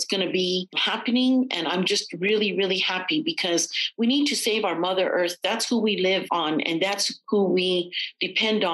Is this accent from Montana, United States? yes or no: no; Santa Clara Pueblo and Pojoaque Pueblo, New Mexico, United States; I come from the Pueblos of Santa Clara and Powake